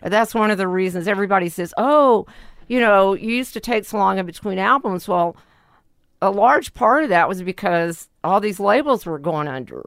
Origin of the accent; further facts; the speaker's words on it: Lake Charles, Louisiana, United States; also born or lived in New Orleans; I was born in Lake Charles